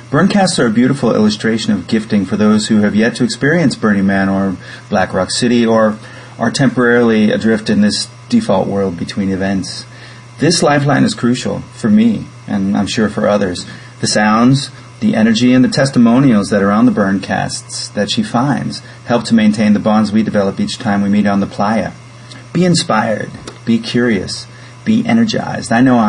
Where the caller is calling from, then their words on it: Zurich, Switzerland; I'm calling from Zurich, Switzerland.